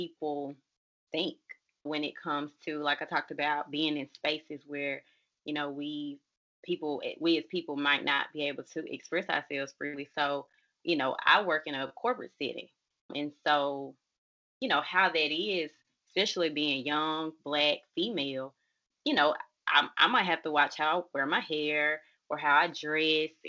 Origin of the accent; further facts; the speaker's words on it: Jackson, Mississippi, United States; I am from Jackson, Mississippi